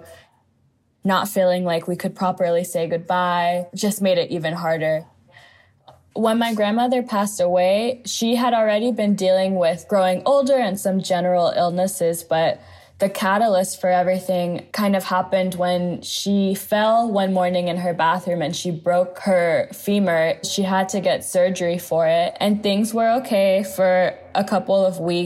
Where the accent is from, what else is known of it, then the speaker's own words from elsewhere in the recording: Los Angeles, California, United States; also born or lived in New York; I grew up in the United States, mostly in Los Angeles